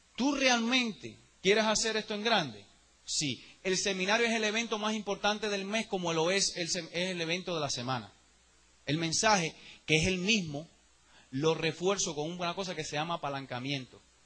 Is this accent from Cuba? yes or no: yes; Cuba; now in United States; Yo soy el mismo cubano de Cuba